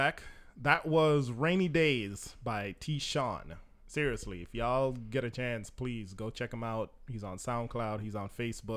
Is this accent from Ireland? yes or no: no; Jamaica; moved away; I'm all Jamaican. Family, everything. Grew up there, went to church there.